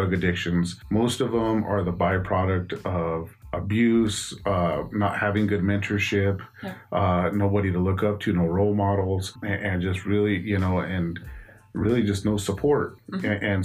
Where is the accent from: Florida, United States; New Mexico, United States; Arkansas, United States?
New Mexico, United States; Albuquerque; I grew up here in Albuquerque, New Mexico. I've lived here my entire life